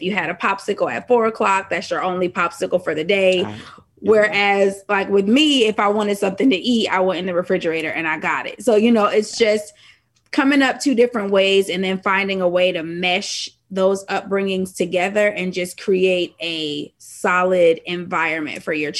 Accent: Hartford, Connecticut, United States; moved away as an adult; now in Atlanta, United States; I'm from Hartford, Connecticut. Moved down here to attend the illustrious Clark Atlanta University and still here.

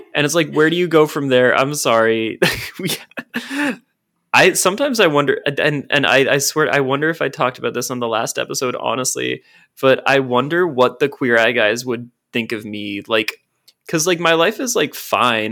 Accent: Portland, United States; I grew up in Portland

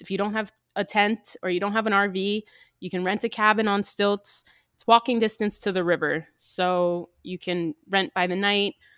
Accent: New Jersey, United States; Growing up in New Jersey

